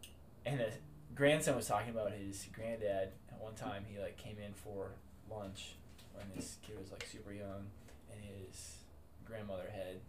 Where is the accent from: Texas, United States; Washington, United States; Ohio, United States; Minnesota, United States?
Minnesota, United States; Central; I'm from Central, so it's a trip to get down there.